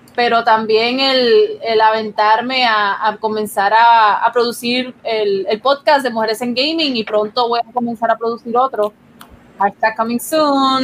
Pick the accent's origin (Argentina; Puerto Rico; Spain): Puerto Rico